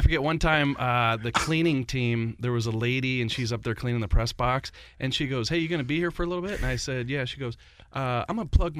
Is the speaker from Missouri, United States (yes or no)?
yes; St. Louis, Missouri, United States; I'm from St. Louis, so I grew up a Blues fan